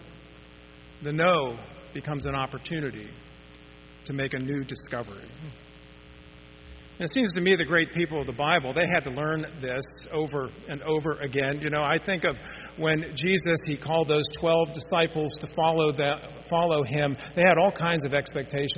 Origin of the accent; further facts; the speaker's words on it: Pittsburgh, Pennsylvania, United States; when I was growing up in Pittsburgh